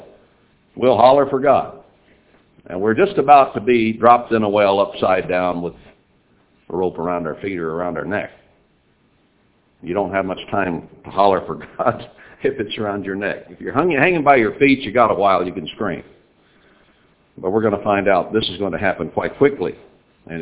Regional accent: Lubbock, Texas, United States; moved away as an adult; I was born a Texan, lived there 18 years

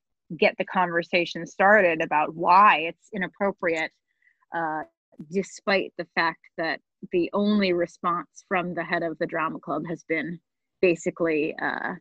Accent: upstate New York, United States; a bunch of us alumni who have moved out of my hometown

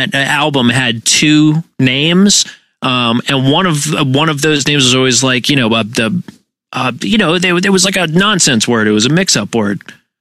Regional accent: Massachusetts, United States; We're from Massachusetts.

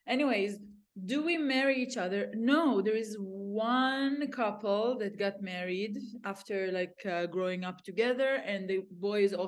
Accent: Neve Shalom, Israel; also born or lived in Jerusalem; my parents moved there when I was 7

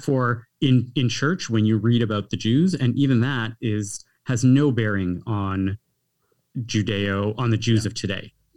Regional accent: Canada; also born or lived in United States

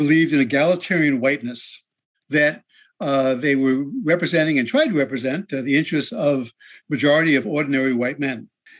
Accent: Englewood, New Jersey, United States; on the streets of my hometown, Englewood, New Jersey, which is just a short bus ride from the George Washington Bridge next to New York City. And my parents were devout liberal Democrats, like lots of Jews from New

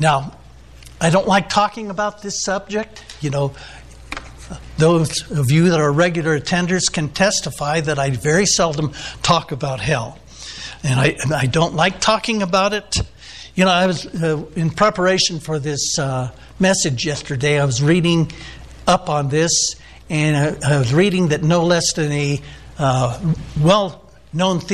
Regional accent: San Diego, California, United States; I'm from the San Diego area

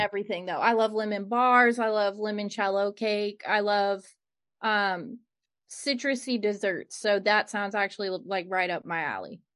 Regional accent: Cleveland, Ohio, United States; where I grew up in Cleveland

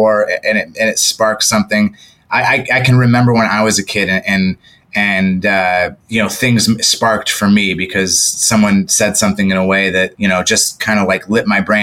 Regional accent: Toledo, Ohio, United States; moved away as an adult; also born or lived in San Francisco Bay Area; I'm from Toledo, Ohio, and they're the two high schools, the one that I went

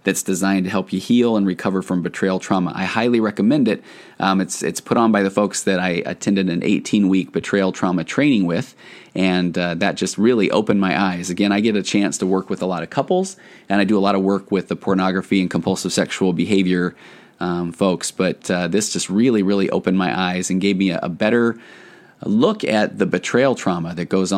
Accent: Tennessee, United States; I was born in Tennessee

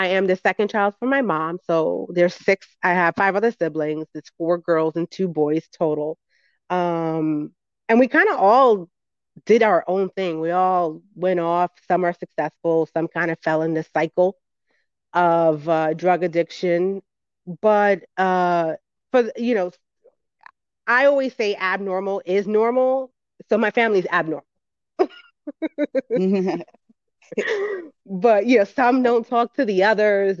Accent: New York City, New York, United States; I grew up in the Bronx, New York.

